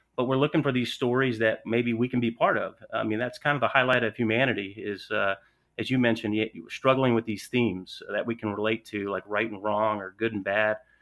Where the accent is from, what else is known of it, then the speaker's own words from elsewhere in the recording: Atlanta, Georgia, United States; accent: Southern; I'm from Atlanta, Georgia, so a little bit of that Southern draw